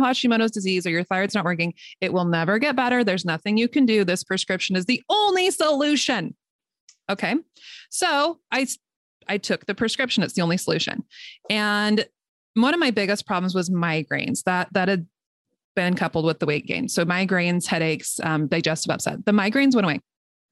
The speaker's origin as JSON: {"language": "English", "region": "Utah", "country": "United States", "also_born_or_lived": "Northern California", "moved": "yes", "lives_now": "California, United States", "said": "I'm from Utah originally"}